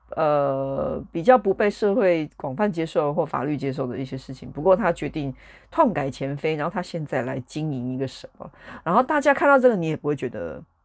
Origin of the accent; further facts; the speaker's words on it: Taiwan; moved away as an adult; now in United Kingdom; 我觉得我身为一个台湾人，我在台湾出生